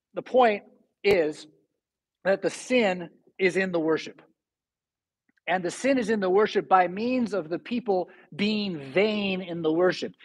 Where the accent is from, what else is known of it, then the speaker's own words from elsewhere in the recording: San Diego, California, United States; now in Rockford, United States; But I'm from San Diego, it's my home